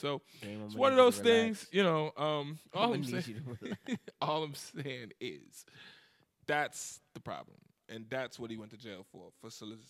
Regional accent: Chicago, Illinois, United States; moved away as an adult; now in New York, United States; I'm from Chicago. Obviously, I live in New York, been for 10 years.

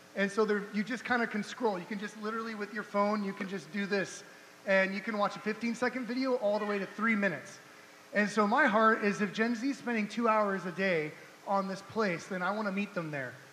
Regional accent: Orange County, California, United States; also born or lived in San Diego, California / Wichita, Kansas; now in Kansas City, United States; we're originally from Orange County, California

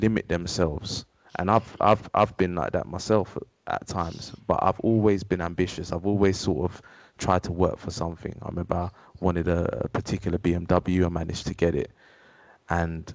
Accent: London, United Kingdom; I'm eldest of 3. So we lived in a small house. I'm from Wood Green, North London.

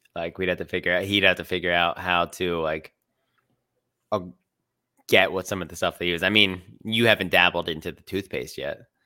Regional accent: Philadelphia, Pennsylvania, United States; I'm from Philly

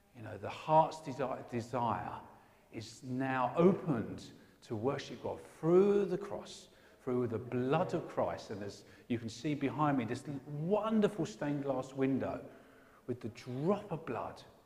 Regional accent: England, United Kingdom; I'm an Englishman

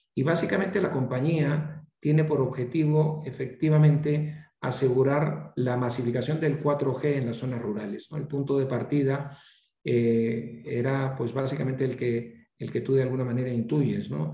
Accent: Peru; also born or lived in Chicago; soy peruano

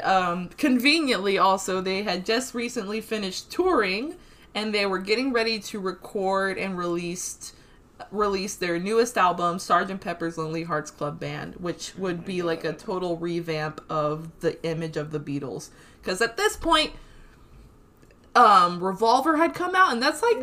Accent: Brazil; moved away; I was born in Brazil

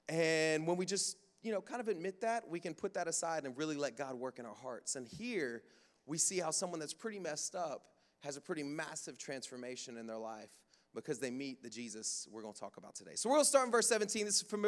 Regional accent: Jamaica; Again, I come from Jamaica, so they'll shout me down.

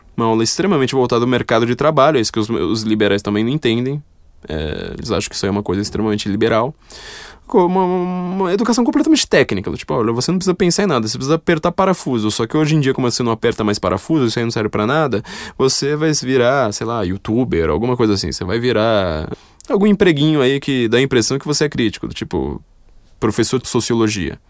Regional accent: São Paulo, Brazil; Eu nasci no Itaim tá Paulista, viu? Não tá, nasci lá, mas eu fui para lá com dois meses de idade

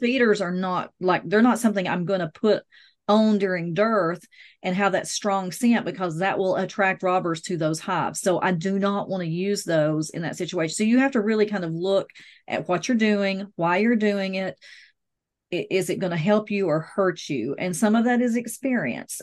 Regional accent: the South, United States; I'm from the South, I drink sweet tea

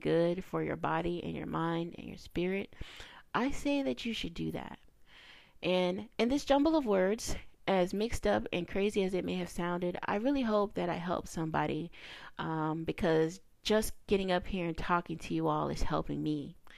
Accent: the South, United States; I'm a kid from the South, raised in a rural area, a little countryside

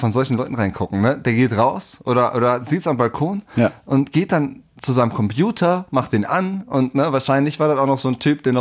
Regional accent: West Germany, Germany; in der wir da auch echt nett aufgenommen wurden, so als Wessi, ne?

